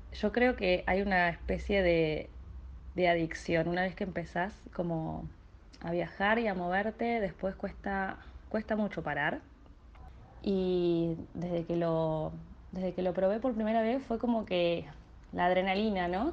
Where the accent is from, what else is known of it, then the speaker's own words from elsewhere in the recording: Argentina; moved away as an adult; soy de Argentina